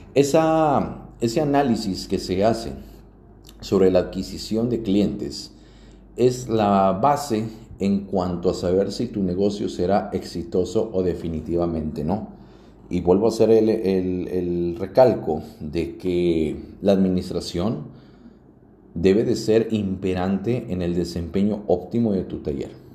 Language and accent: Spanish; Mexico; así somos los mexicanos